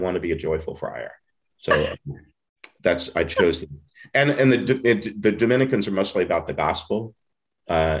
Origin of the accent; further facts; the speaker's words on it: Beaumont, Texas, United States; moved away; I was from Southeast Texas, from Beaumont, the Diocese of Beaumont, east of Houston